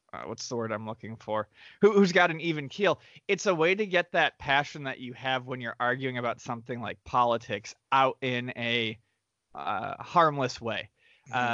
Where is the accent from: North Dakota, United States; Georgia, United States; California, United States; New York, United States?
New York, United States; Western; moved away; growing up in Western New York where there weren't a ton of delis everywhere